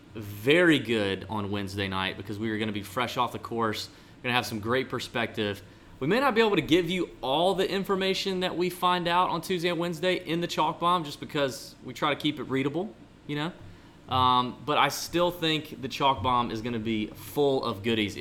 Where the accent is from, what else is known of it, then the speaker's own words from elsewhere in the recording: Augusta, Georgia, United States; Augusta, Georgia, my hometown